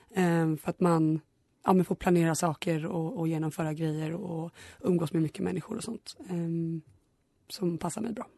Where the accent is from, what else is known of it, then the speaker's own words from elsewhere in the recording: Stockholm, Stockholm County, Sweden; jag är en glad tjej från Stockholm